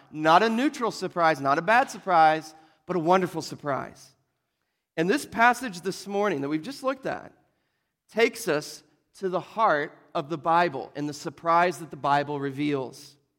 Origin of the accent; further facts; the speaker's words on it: Oklahoma, United States; We're from Oklahoma